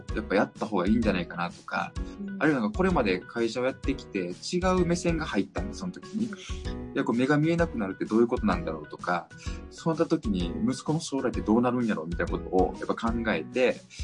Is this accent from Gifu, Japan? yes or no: no; Kyoto, Japan; 地元が京都